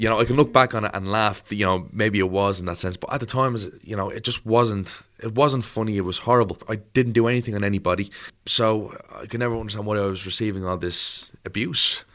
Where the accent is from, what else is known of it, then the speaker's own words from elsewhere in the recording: Dublin, Leinster, Ireland; I'm born in Crumlin, born and raised in Crumlin